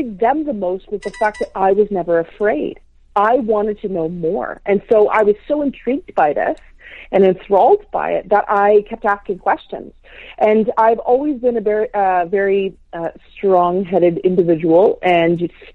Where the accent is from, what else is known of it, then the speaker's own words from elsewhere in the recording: north of Toronto, Ontario, Canada; I was born in Toronto, Ontario, Canada. And my parents, at about 6 years old, my parents decided to migrate north